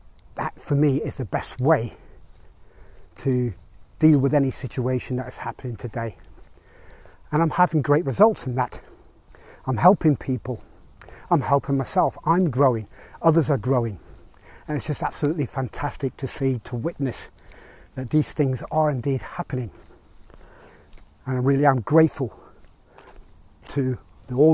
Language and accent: English; Belfast, Northern Ireland, United Kingdom; moved away; I grew up in Belfast in Northern Ireland